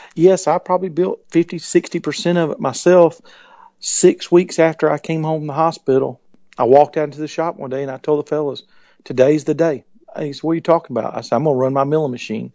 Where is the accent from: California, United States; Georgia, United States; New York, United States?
Georgia, United States; Columbus; I was born in Columbus, Georgia